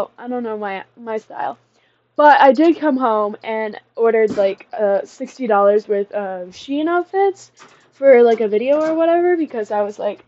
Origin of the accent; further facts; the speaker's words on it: Michigan, United States; moved away; I am from Michigan